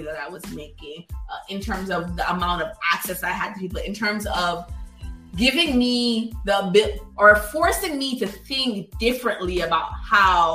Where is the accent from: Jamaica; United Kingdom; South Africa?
Jamaica; now in United States; I'm a Jamaican kid